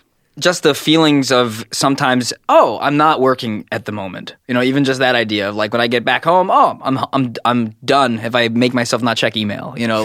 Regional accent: Brooklyn, New York, United States; I was born in the Brooklyn Hospital in a very black neighborhood.

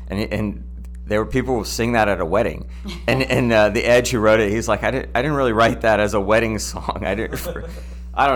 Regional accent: United States; I'm an American

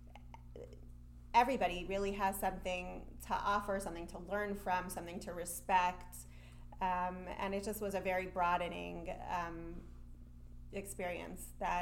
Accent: Denver, Colorado, United States; I grew up in Denver, Colorado

